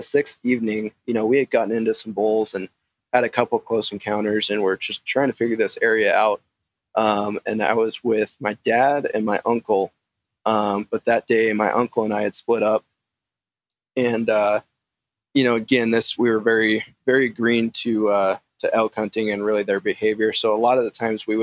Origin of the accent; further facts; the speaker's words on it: Eastern Montana, United States; also born or lived in Missoula, Montana; growing up in Eastern Montana